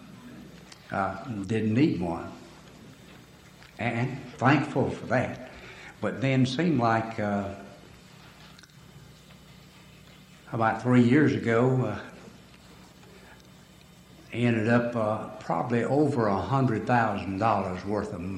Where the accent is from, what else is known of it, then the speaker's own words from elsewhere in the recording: Alabama, United States; I'm from Alabama because of my voice and language